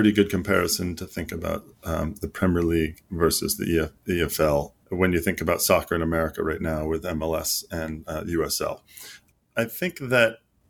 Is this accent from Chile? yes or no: no; Greece; So, like, I grew up half in Greece.